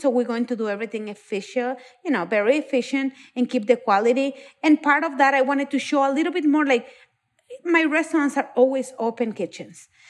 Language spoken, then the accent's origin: English; Mexico; moved away; I'm from Mexico